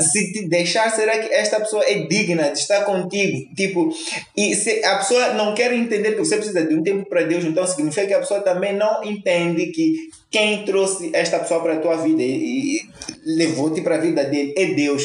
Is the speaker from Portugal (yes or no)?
no; Mozambique; Nós partimos como moçambicanos